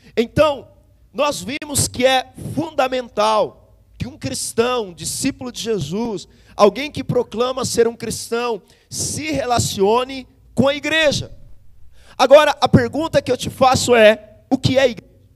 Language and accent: Portuguese; Brazil; nós somos brasileiro